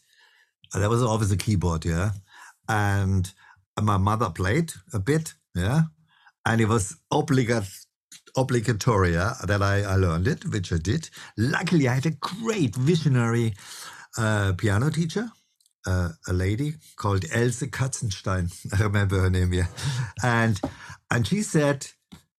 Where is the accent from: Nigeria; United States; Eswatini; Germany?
Germany; Freiburg, Baden-Württemberg; moved away; I grew up actually in this town where I now came back to, which is called Freiburg